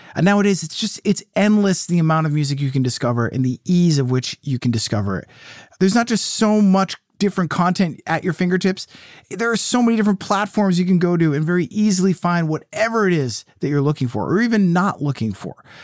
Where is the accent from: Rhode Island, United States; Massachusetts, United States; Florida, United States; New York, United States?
Massachusetts, United States; Clinton; City Hall Music in Clinton, Mass, right on High Street, my hometown record store